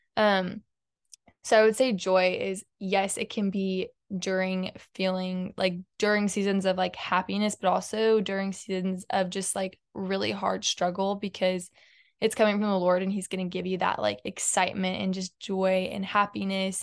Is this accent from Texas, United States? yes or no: yes; Houston, Texas, United States; I grew up in Houston my whole life